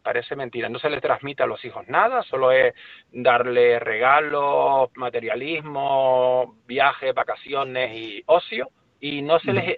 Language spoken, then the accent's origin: Spanish; Las Palmas de Gran Canaria, Canary Islands, Spain; Yo soy de Las Palmas de Gran Canaria, no de un pueblito, sino del, de una capital de las más importantes de España